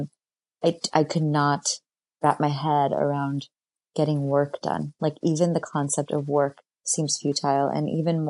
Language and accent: English; New York, United States; And as a New Yorker, I feel like my spring and summer is being a little bit stolen from me